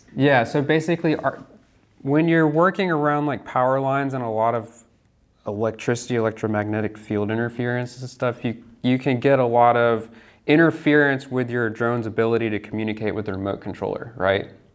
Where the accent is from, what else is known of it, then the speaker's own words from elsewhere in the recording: Lakeland, Florida, United States; moved away as an adult; also born or lived in Dallas; I am from Central Florida, Lakeland